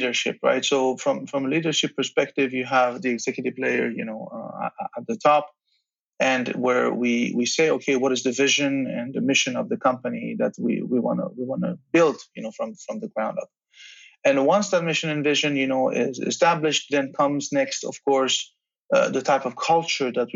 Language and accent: English; Belgium; moved away as an adult; also born or lived in Tehran, Iran / Charlottesville, Virginia, United States; now in United States; I grew up in Belgium, and I was born in Iran, Tehran, and then came to Belgium when I was nine